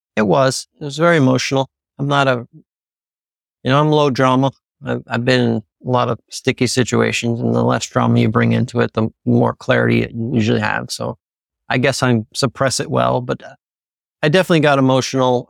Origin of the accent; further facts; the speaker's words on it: Pennsylvania, United States; I'm from Pennsylvania